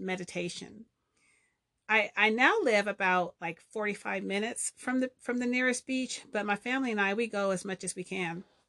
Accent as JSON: {"language": "English", "region": "Southern California", "country": "United States", "tie": "born or raised there", "said": "I grew up in Southern California"}